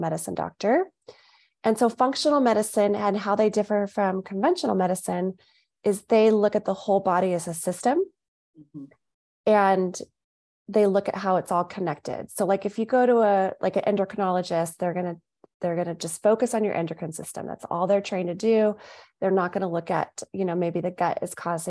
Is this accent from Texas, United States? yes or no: no; Southern California, United States; moved away as an adult; now in Phoenix, United States; I'm originally from Southern California, we moved to Phoenix about 5 years ago